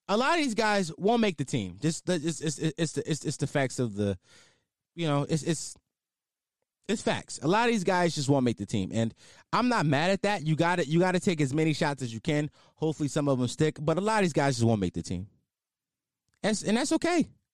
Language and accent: English; Philadelphia, Pennsylvania, United States; I am a Philadelphian, and I am a fan of the Philadelphia Eagles